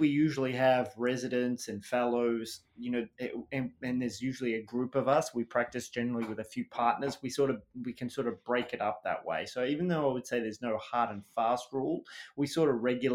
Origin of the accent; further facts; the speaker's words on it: Melbourne, Victoria, Australia; moved away as an adult; also born or lived in United Kingdom; now in Boston, United States; So I was a Western suburbs kid in Melbourne, and I went out to school. So I went to the local primary school in a tiny suburb called Kealba